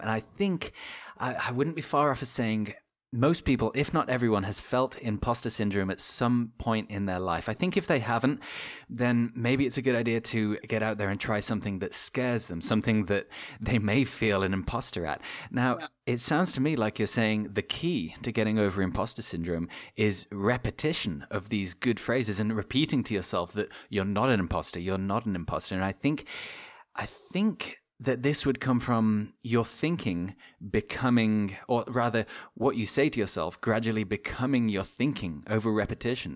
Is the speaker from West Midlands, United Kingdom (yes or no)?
yes; Shrewsbury, West Midlands, United Kingdom; born or raised there